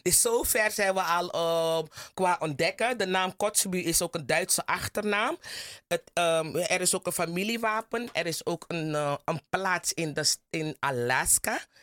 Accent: Plantage Zorg en Hoop?, Commewijne, Suriname; Ik kom van Plantage Safiri, daar komen de Kotsebies vandaan, Kommerwijnen

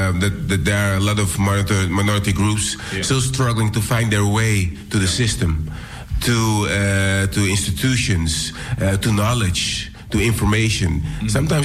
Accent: Amsterdam, North Holland, Netherlands; I was raised here in Amsterdam Southeast, and it's a melting pot of cultures.

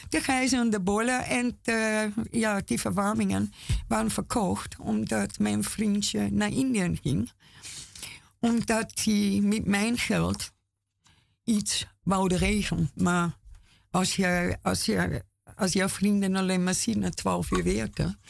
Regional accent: Austria; Dutch is a second language; moved away as an adult; now in Amsterdam, Netherlands; Ik kwam 35 eh, jaar geleden van Oostenrijk heen.

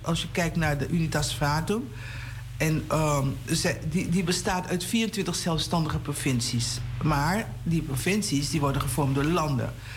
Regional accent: Haarlem, North Holland, Netherlands; born or raised there; also born or lived in Paramaribo, Suriname / Amsterdam

